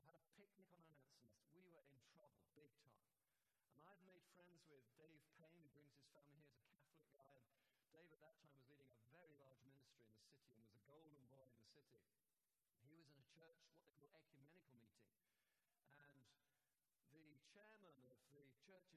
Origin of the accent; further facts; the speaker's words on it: St Albans, East of England, United Kingdom; I said, oh, from St. Albans.